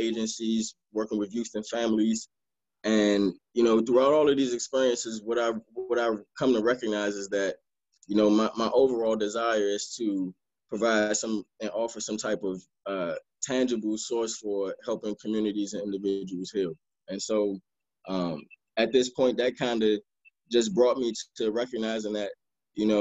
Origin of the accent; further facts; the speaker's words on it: Maryland, United States; also born or lived in Washington, D.C.; then moved to Maryland, spent most of my time in Maryland